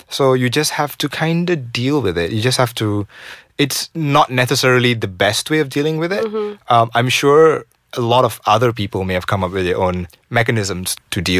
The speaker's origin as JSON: {"language": "English", "town": "Seremban", "region": "Negeri Sembilan", "country": "Malaysia", "said": "So I come from Seremban"}